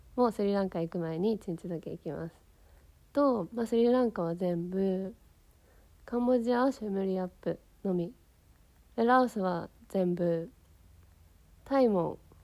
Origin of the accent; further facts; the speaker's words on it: Yokohama, Kanagawa, Japan; 私はさ横浜出身だからさすごいまあ都会で育ってきたわけなんだけどさ